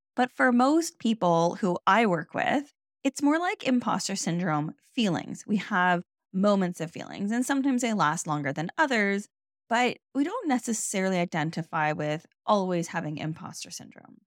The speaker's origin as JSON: {"language": "English", "country": "Canada", "said": "I'm Canadian"}